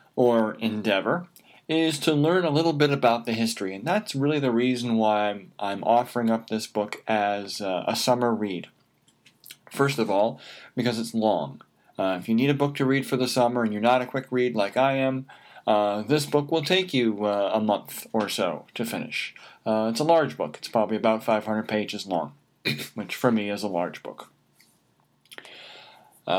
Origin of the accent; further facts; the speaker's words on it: United States; I'm an American